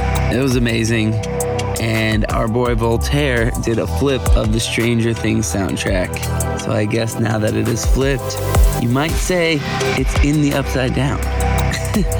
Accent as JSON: {"language": "English", "region": "North Carolina", "country": "United States", "tie": "born or raised there", "moved": "yes", "said": "my home state of North Carolina"}